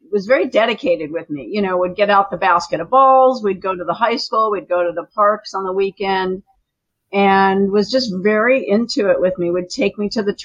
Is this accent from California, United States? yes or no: yes; Beverly Hills, California, United States; I'd say Beverly Hills